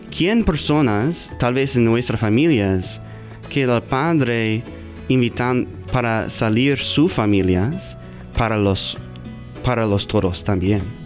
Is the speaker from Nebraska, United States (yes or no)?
yes; Omaha, Nebraska, United States; Spanish is a second language; Yo está aquí de, Omaha, yo nací aquí